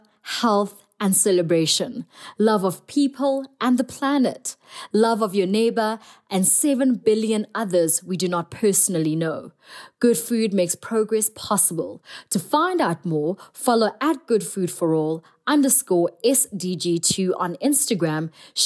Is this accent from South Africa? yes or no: yes; South Africa; from South Africa, a celebrity TV chef and member of the Chefs Manifesto